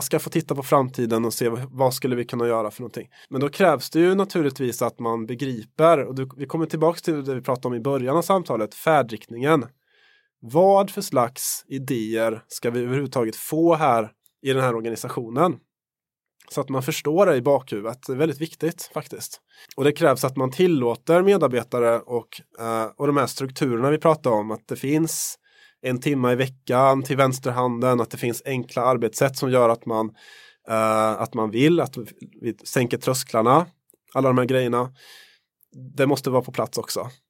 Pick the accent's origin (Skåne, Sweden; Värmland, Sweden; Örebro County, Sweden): Värmland, Sweden; Jag kommer ju från Värmland